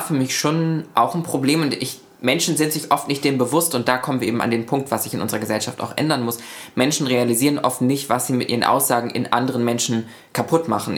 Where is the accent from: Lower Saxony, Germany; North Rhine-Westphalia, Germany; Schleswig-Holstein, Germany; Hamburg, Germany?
Schleswig-Holstein, Germany; Lübeck; also born or lived in Buxtehude; in meiner Heimatstadt in Lübeck